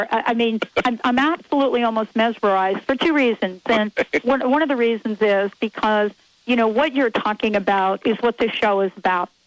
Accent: Bronx, New York, United States; me too, growing up in the Bronx.

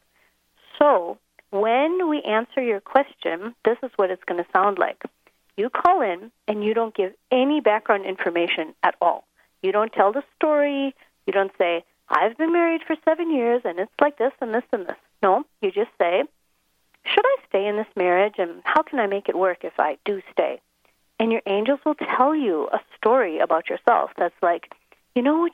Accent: Minnesota, United States; moved away as an adult; now in Johannesburg, South Africa; I'm American. I'm actually from Minnesota. But I've been living over here in South Africa

